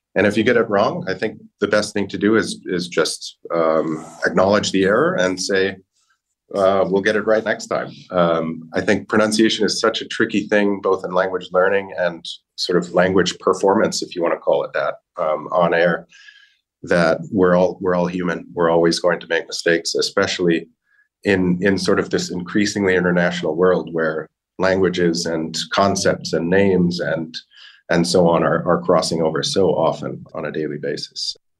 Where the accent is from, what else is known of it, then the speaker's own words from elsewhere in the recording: United States; accent: American; my American accent, I have a very strong, we call it a rhotic R